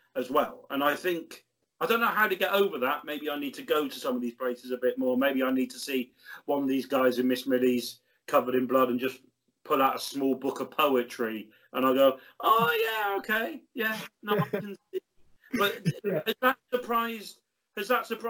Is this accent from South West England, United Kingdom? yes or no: yes; Bristol, South West England, United Kingdom; I grew up in Brislington